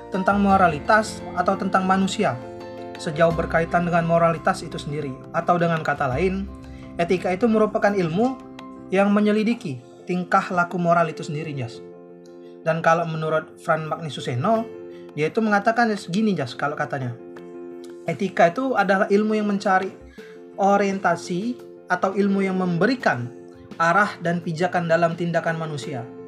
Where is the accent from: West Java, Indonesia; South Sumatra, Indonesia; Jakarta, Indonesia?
South Sumatra, Indonesia; Palembang; Jangan sampai kalau ketemu orang saya nih, orang Palembang, ketemu orang Jawa. Orang Palembang kan bahasanya agak kasar